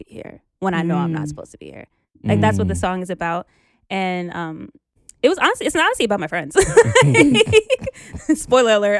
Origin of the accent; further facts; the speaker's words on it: New York City, New York, United States; I'm from New York